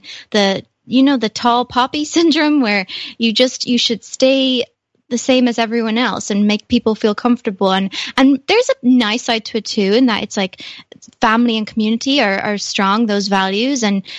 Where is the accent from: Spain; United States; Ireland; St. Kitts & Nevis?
Ireland; I will say I'm proud to be Irish, and I love what it has taught me and what it's nurtured in me.